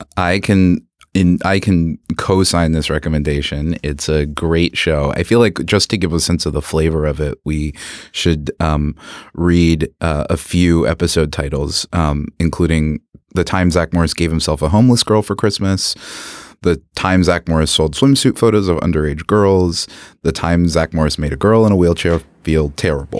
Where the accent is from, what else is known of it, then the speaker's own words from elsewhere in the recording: Philippines; now in Canada; I am an immigrant from the Philippines